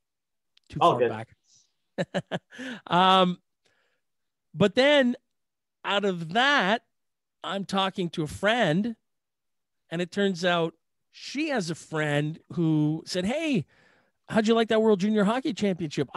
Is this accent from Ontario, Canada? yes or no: yes; Ottawa, Ontario, Canada; I grew up in Ottawa